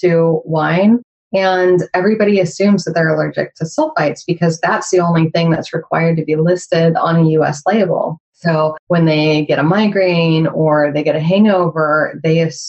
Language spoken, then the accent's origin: English; United States